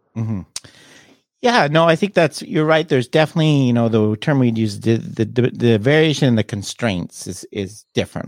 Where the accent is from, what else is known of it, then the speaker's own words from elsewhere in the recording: Toronto, Ontario, Canada; I'm Canadian. I'm originally from Toronto area